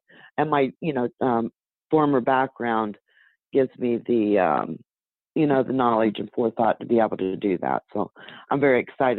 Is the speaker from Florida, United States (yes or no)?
yes; Fort Myers, Florida, United States; I'm from Fort Myers, Florida